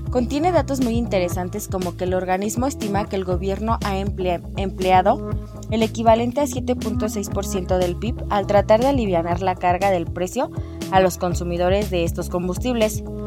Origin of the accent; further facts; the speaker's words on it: Mexico; nosotros somos el futuro de México.